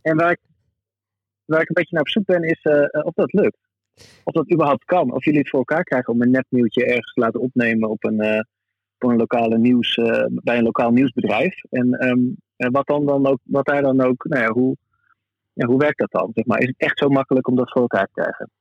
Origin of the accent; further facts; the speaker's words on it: Groningen, Netherlands; zijn wij Groningers